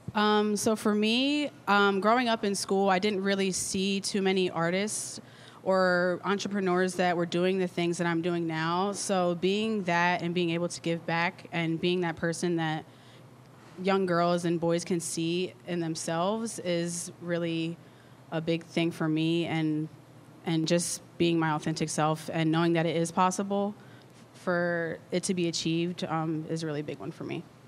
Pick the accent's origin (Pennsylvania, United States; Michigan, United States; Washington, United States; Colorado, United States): Pennsylvania, United States; Lancaster; I'm locally from Lancaster. I went to McCaskey born and raised.